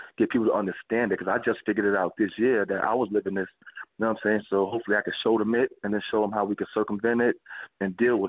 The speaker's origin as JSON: {"language": "English", "town": "New York City", "region": "New York", "country": "United States", "tie": "born or raised there", "said": "growing up in Brownsville, Brooklyn"}